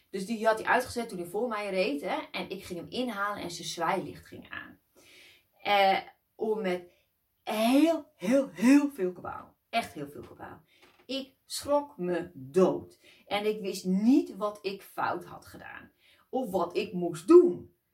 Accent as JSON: {"language": "Dutch", "country": "Netherlands", "said": "Ja, ik kom uit Nederland"}